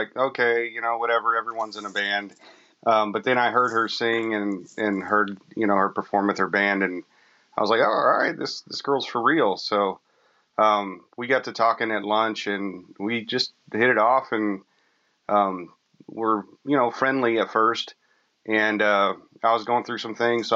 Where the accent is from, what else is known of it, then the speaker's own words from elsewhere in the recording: San Antonio, Texas, United States; now in Sherman, United States; That's my hometown, and that's where we met.